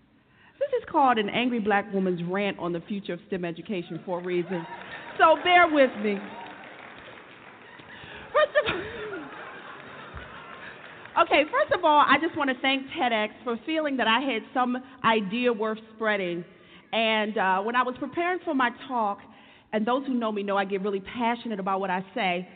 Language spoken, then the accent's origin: English; Washington, District of Columbia, United States; I grew up in Washington, D.C., a very urban area at the time.